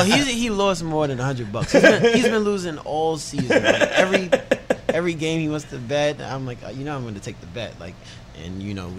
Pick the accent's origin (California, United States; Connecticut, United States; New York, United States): New York, United States; New York City; I grew up in the Bronx.